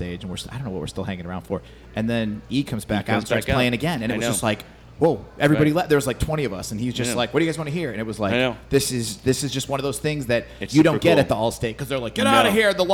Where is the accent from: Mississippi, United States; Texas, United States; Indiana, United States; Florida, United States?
Indiana, United States; Northwest; I grew up in Northwest Indiana